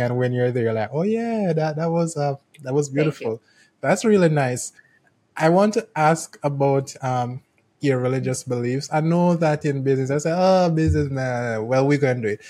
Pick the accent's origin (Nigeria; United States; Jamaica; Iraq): Jamaica; I'm from Jamaica